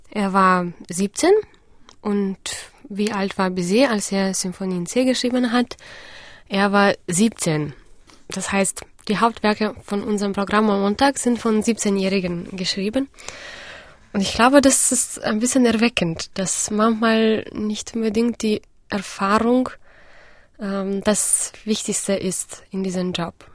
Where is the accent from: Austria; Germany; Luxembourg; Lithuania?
Lithuania; Vilnius, Vilnius County; Ähm, ich habe in Vilnius, in meiner Heimatstadt, eine Musikschule besucht